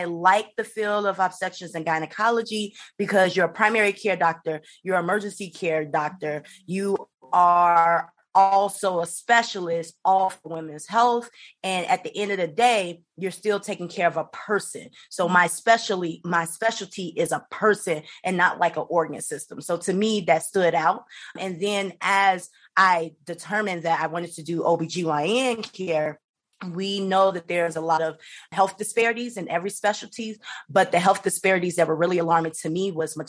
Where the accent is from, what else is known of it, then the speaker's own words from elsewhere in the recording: Chicago, Illinois, United States; moved away; I'm originally from Chicago, Illinois